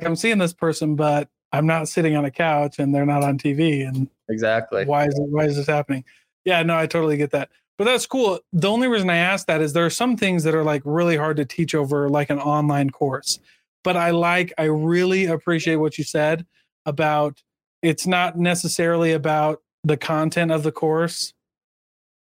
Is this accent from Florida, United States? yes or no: no; Iowa, United States; Like, I'm from Iowa.